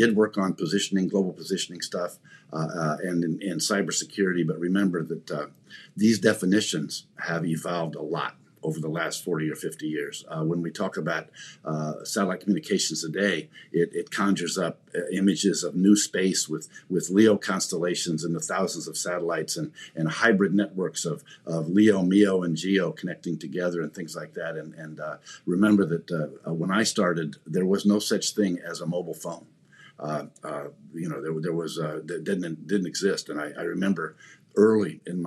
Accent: Indiana, United States; I'm just a rural kid from the Midwest. I grew up in Indiana

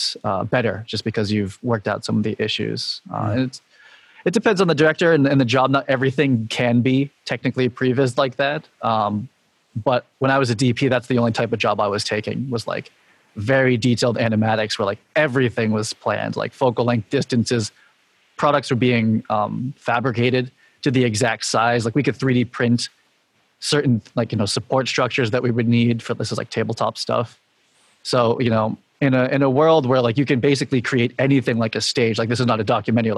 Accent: Boston, Massachusetts, United States; also born or lived in New York City; now in Boston, United States; I moved back to like kind of my hometown in Boston, you know, where my extended family is

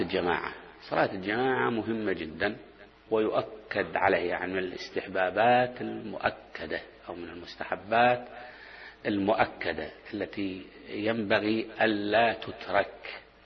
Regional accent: Basra Governorate, Iraq; moved away; عندنا بالبصرة

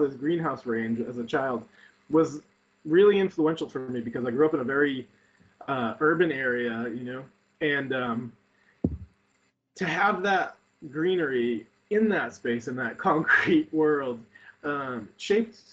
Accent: New Bedford, Massachusetts, United States; my hometown of New Bedford, Massachusetts

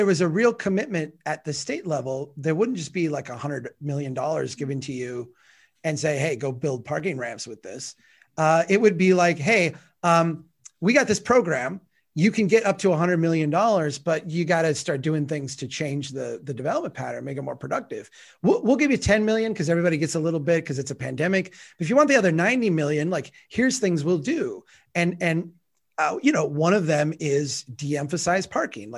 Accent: Brainerd, Minnesota, United States; in my hometown of Brainerd right now

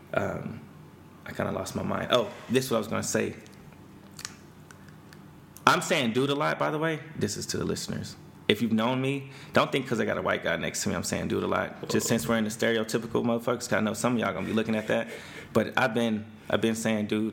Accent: Houston, Texas, United States; I grew up in Spring Branch, and I didn't grow up in like a black community

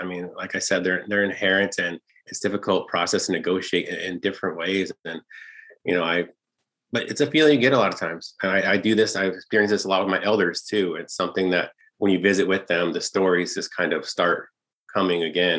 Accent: United States; with us as Apache people and dead people

